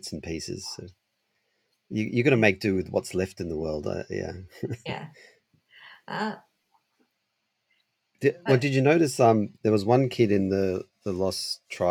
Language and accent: English; Sydney, New South Wales, Australia; Sydney, and that's my hometown.